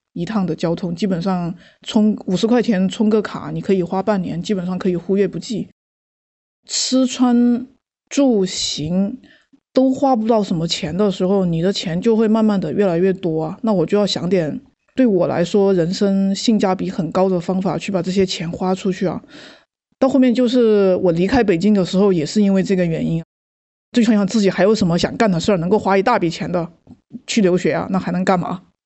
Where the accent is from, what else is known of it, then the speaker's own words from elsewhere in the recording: China; now in New Zealand; 我中国人